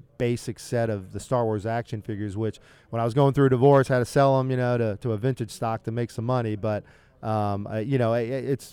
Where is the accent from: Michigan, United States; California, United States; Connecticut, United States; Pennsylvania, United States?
Pennsylvania, United States; Philadelphia; moved away as an adult; now in Kansas City, United States; I grew up in Philadelphia